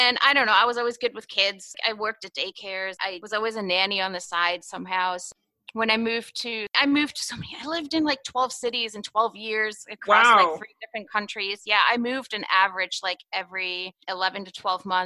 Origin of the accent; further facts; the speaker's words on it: Germany; moved away as an adult; also born or lived in Chicago, United States; now in United States; I was born in Chicago, but my mom's German. I was raised in Germany.